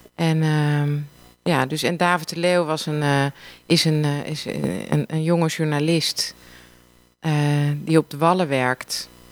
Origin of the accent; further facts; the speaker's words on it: Amsterdam, North Holland, Netherlands; Ik kom ook uit Amsterdam